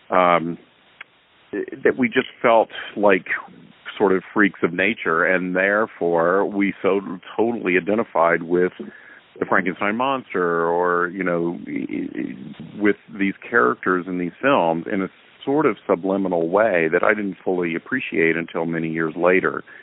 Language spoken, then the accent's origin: English; the South, United States; back then, gosh, growing up in the South, you couldn't possibly be out and gay and really survive another day.